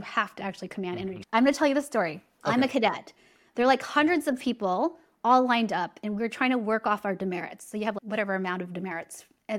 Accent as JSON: {"language": "English", "town": "San Diego", "region": "California", "country": "United States", "tie": "born or raised there", "said": "I'm from California."}